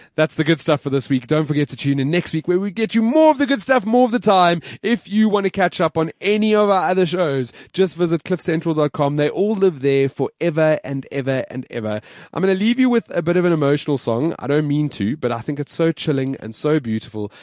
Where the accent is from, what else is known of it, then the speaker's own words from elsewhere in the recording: South Africa; we're South African